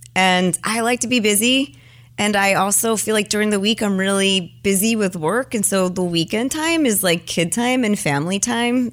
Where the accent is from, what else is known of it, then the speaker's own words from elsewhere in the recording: New York, United States; moved away as an adult; also born or lived in Los Altos, California; I'm a New Yorker